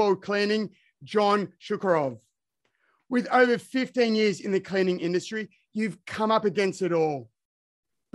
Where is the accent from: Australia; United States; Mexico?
Australia; I'm from Australia